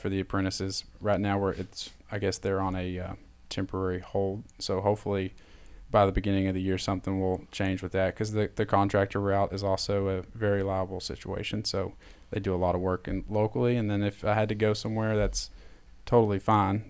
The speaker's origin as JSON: {"language": "English", "town": "Knoxville", "region": "Tennessee", "country": "United States", "tie": "born or raised there", "said": "growing up in Knoxville"}